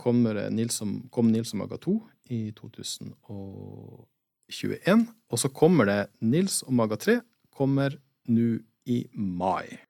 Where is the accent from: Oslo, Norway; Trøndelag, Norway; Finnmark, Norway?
Finnmark, Norway; Kirkenes; Jeg er jo fra Kirkenes, eller fra Sør-Varanger.